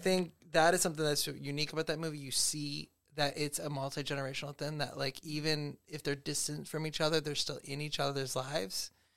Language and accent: English; Rochester, New York, United States; I was born here in Rochester.